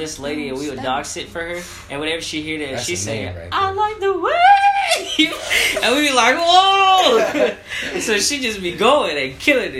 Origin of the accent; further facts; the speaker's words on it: Kentucky, United States; I'm from Kentucky